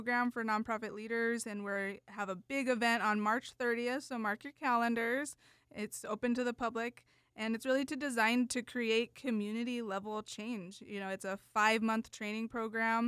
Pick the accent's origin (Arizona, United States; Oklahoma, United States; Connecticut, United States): Arizona, United States; Oracle; I grew up in Oracle, actually, so that's the only place we went on field trips